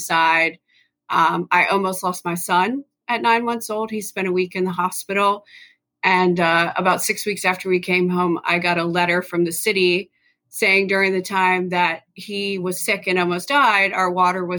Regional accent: Hampton Roads, Virginia, United States; I grew up in Hampton Roads

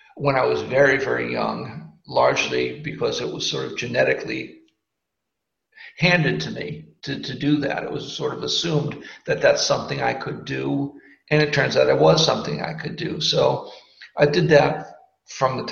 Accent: Boston, Massachusetts, United States; I'm from Boston, and I grew up in a semi-affluent house

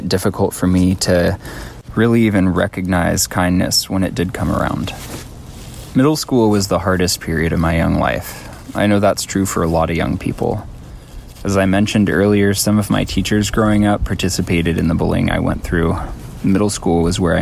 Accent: Fort Bragg, California, United States; I grew up here on this unceded Pomo and Yuki tribal territory

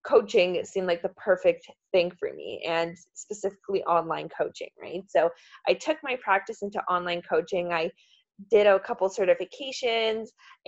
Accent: Poland; moved away; I'm from Poland

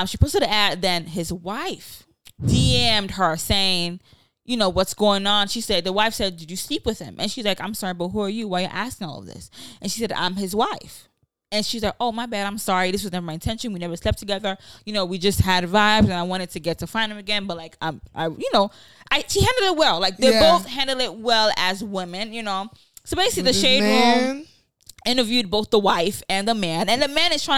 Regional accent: Nigeria; moved away; me growing up in Nigeria, I'm used to seeing the polygamy lifestyle

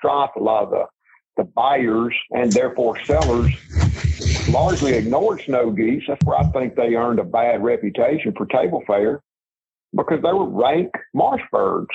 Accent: Mississippi Delta, United States; I grew up in the Mississippi Delta as a little boy

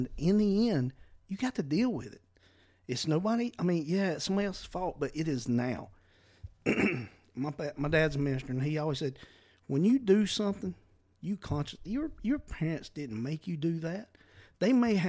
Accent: the South, United States; We're from the South

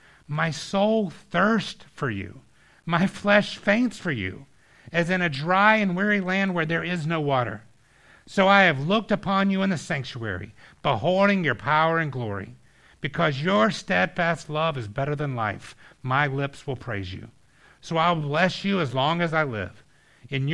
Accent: Georgia, United States; we had this water park growing up in Georgia called Whitewater

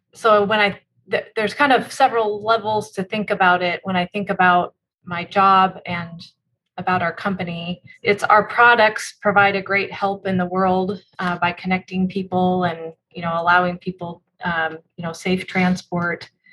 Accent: Spokane, Washington, United States; also born or lived in Tacoma, Washington; I grew up in Spokane, Washington, so on the other side of, uh, of the state from where we are today

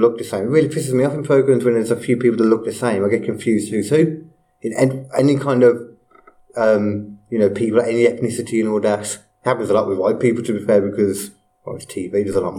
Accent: Liverpool, North West England, United Kingdom; I'm from Liverpool, I am.

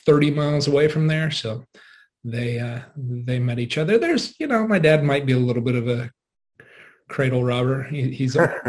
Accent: Yuma, Colorado, United States; moved away as an adult; also born or lived in Laramie, Wyoming; I was born and raised just outside of Yuma, Colorado, the metropolis of Yuma, Colorado.

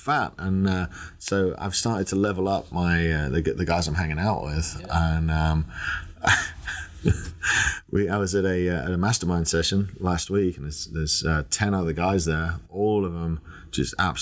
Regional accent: England, United Kingdom; now in United States

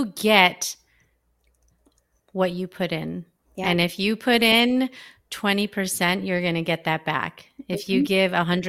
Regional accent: Philippines; I'm Filipino. I grew up in a Catholic family

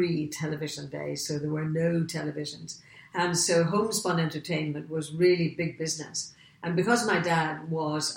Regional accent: Portadown, Northern Ireland, United Kingdom; moved away as an adult; I come from the north of Ireland, a place called Portadown, which is right smack in the middle of Northern Ireland

